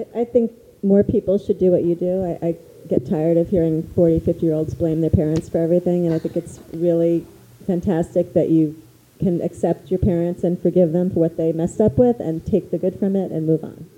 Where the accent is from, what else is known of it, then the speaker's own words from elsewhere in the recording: New York, United States; I'm from New York